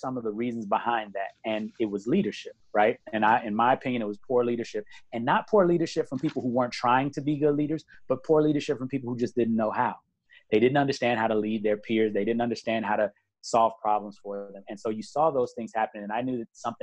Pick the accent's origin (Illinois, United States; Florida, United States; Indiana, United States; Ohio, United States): Illinois, United States; Chicago; moved away; I'm from Chicago originally. I did a lot of work in Chicago helping with my church and with a lot of other things growing up